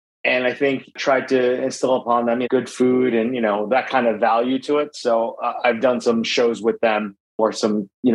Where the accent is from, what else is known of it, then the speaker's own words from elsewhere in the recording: Bronxville, New York, United States; especially where I grew up in Westchester County in New York.